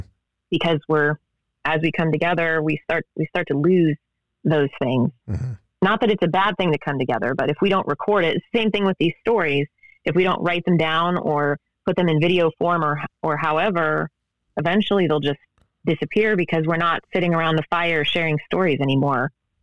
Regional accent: Ohio, United States; you know, even where I grew up in Ohio, there are people that say warsh and poosh, mm-hmm. and that's how I was raised.

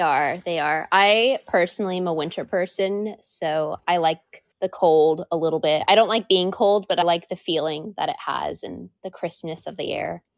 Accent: Washington, United States; I have been born and raised here, and I love exploring the state a lot

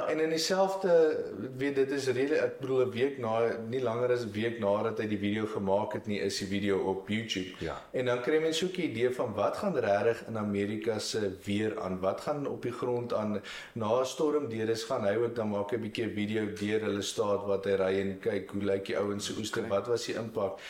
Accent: Marquard, Free State, South Africa; also born or lived in United States; ek het ek het in die dorp groot geword

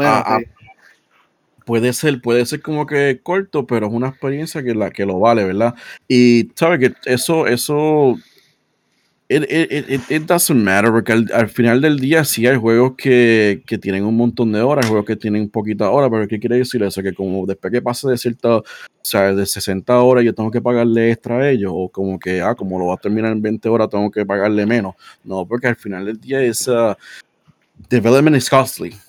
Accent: Puerto Rico; como el boricua

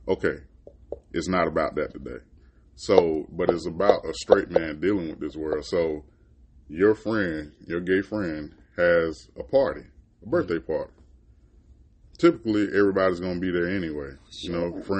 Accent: Florida, United States; I'm from Florida. I ain't like it that much

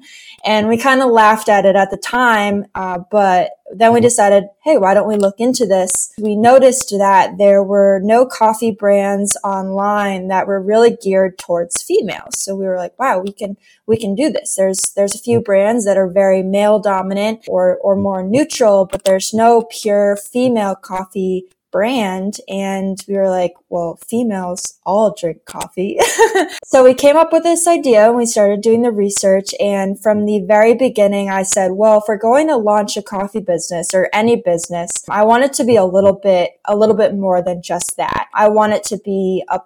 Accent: New Hampshire, United States; I was born and raised in New Hampshire, about an hour north of Boston.

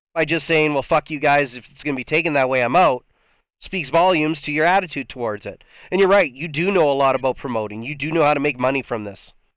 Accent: Canada; I'm Canadian

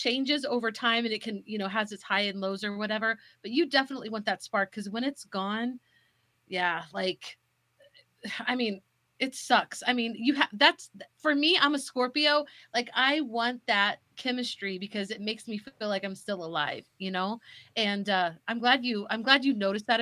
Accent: St. Joseph, Missouri, United States; my hometown

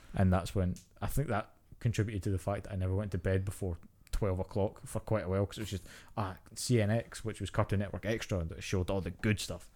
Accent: Scotland, United Kingdom; growing up in Scotland and Britain

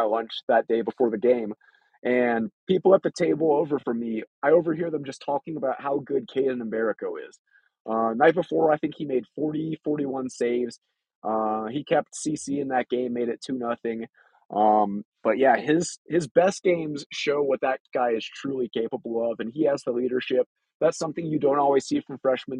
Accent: Texas, United States; moved away as an adult; now in Colorado Springs, United States; Growing up in Texas

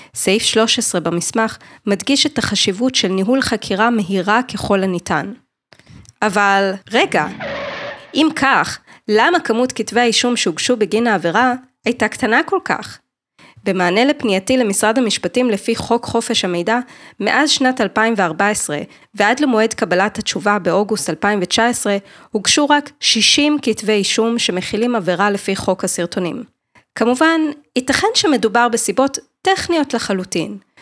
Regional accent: Jerusalem, Jerusalem District, Israel; moved away; גם אני ירושלמית במקור.

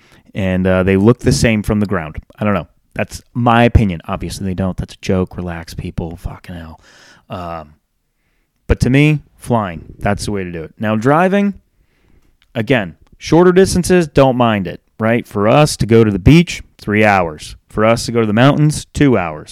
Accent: Charlotte, North Carolina, United States; I'm from Charlotte

